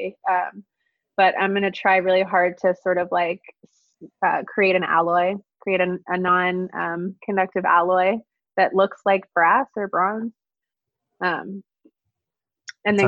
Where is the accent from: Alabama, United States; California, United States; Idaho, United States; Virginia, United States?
Alabama, United States; moved away; I'm from here. My family's lived here for centuries, actually. So yeah, my family history is like very, very rooted in Alabama. And a lot of my aesthetic kind of, I think, comes from growing up in the South